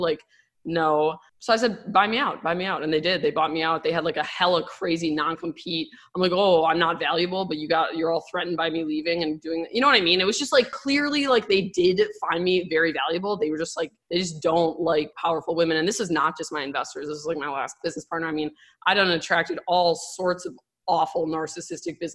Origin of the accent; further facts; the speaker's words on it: Milwaukee, Wisconsin, United States; moved away as an adult; also born or lived in Madison, Wisconsin; now in Miami, United States; I'm from Milwaukee, born and raised